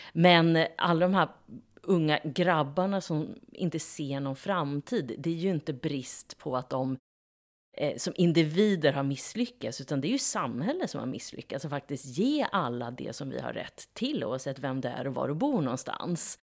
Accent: Norrköping, Östergötland, Sweden; i Navesta och Hageby, där jag kommer ifrån

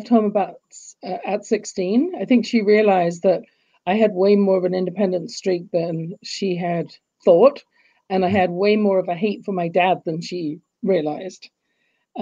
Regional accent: England, United Kingdom; now in Canada; when I was growing up in England, as you can tell from my accent, I wasn't born in Canada

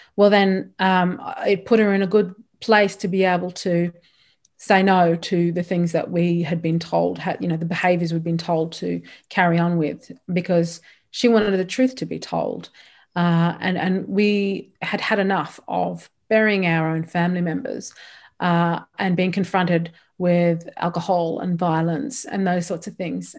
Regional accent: Alice Springs, Northern Territory, Australia; also born or lived in Darwin / Kimberley / Fitzroy Crossing; I've grown up in Alice Springs

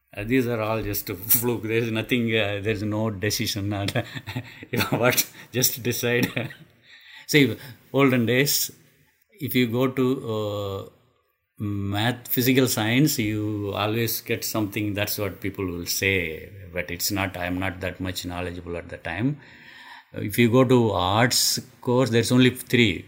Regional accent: India; moved away as an adult; also born or lived in Madras; nobody went to school from my hometown at the time

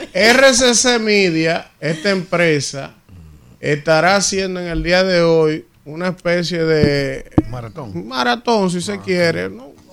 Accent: Dominican Republic; nos caracteriza como dominicanos

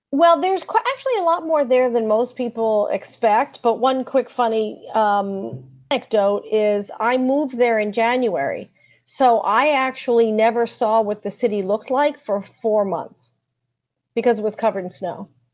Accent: New York City, New York, United States; also born or lived in Washington D.C. area; now in Washington D.C., United States; I'm a native New York City girl. I live in the Washington D.C. area now, but I was born in in New York City

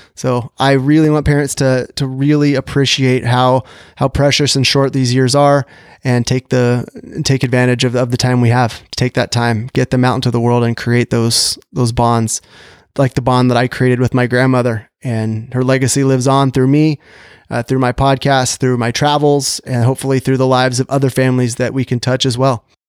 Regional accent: Sacramento, California, United States; The newspaper is the Sacramento Bee, my hometown paper

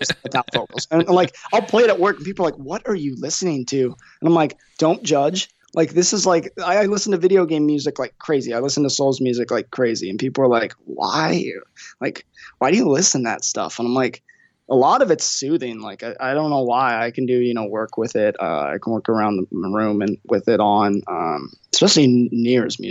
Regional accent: Idaho, United States; moved away; I'm originally from Idaho

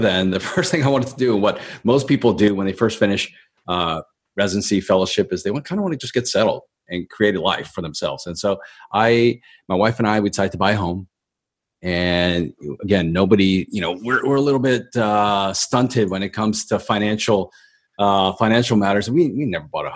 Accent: Baltimore, Maryland, United States; moved away as an adult; now in Los Angeles, United States; I'm from Baltimore, Maryland.

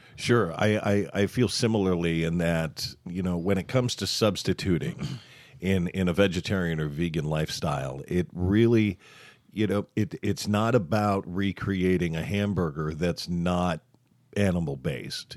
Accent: Southern Tier, Finger Lakes region, New York, United States; I was born and, and raised in, in the southern tier, the southern end of the lakes

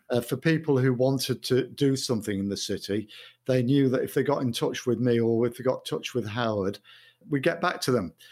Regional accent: Mansfield, East Midlands, United Kingdom; moved away as an adult; also born or lived in Sutton-in-Ashfield / Coventry; now in Manchester, United Kingdom; I was born in Mansfield. I lived there in Mansfield, Sutton, in Ashford, Kirk, in Ashfield till I was eighteen.

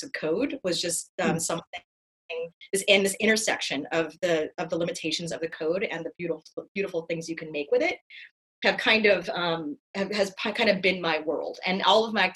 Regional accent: Los Angeles, California, United States; moved away as an adult; also born or lived in Finland; I was born and raised in Los Angeles

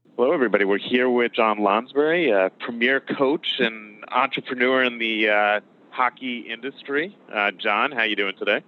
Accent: New York, United States; I'm from New York

